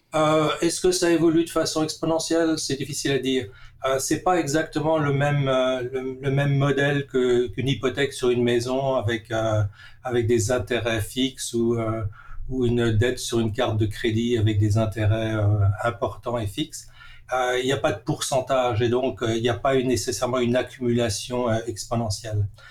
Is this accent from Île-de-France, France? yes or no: no; Strasbourg, Grand Est, France; moved away as an adult; now in Vancouver, Canada; j'ai grandi à Strasbourg